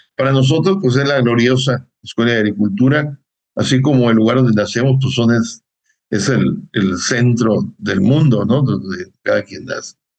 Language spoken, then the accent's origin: Spanish; Concordia, Sinaloa, Mexico; moved away as an adult; also born or lived in Hidalgo / State of Mexico / Puebla; yo soy de Concordia, Sinaloa, una persona de, de, un pueblo, de una ciudad, le dicen ciudad también, y la primaria pues la hice en un pueblo.